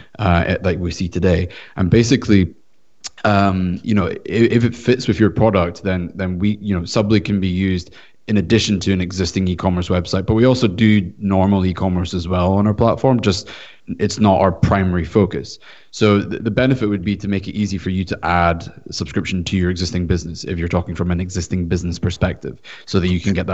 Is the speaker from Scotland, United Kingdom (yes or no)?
yes; Scotland, United Kingdom; now in California, United States; I'm from Scotland, so I actually currently reside in California